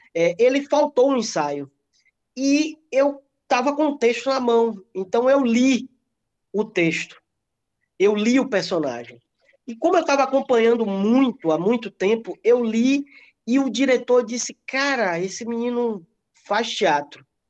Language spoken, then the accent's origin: Portuguese; Ibicaraí, Bahia, Brazil; eu eu sou de Bicaraí, é uma cidade bem pequenininha aqui próximo de Ilhéus.